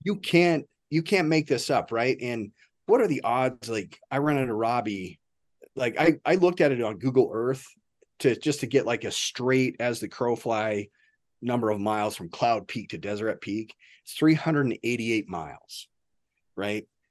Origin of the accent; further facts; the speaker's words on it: Nebraska, United States; I was from Nebraska.